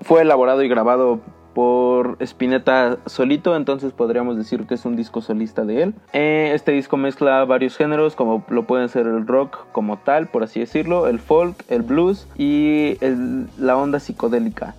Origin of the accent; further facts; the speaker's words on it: Mexico; mi propio país